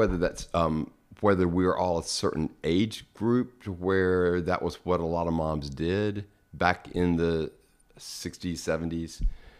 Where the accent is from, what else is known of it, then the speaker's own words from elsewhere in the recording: Madison, Mississippi, United States; also born or lived in Jackson, United States; And we moved out to Madison, which is a little town just north of Jackson, when I was probably in the third grade.